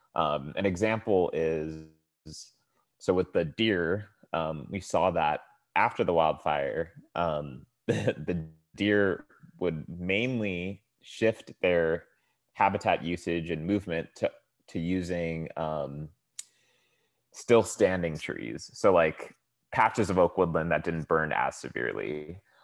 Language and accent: English; Tracy, California, United States; now in Oakland, United States; originally I'm from the Central Valley in California. It's a small town called Tracy.